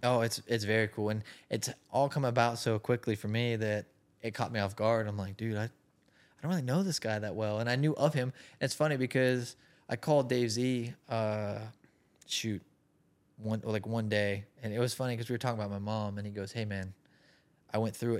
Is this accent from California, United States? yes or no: yes; Salinas, California, United States; I grew up in Salinas, California